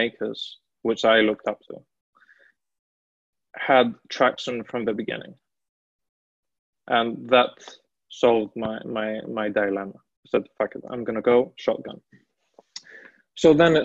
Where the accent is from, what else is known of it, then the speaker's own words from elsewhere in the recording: Greece; moved away as an adult; also born or lived in Milan, Italy; I'm originally from Greece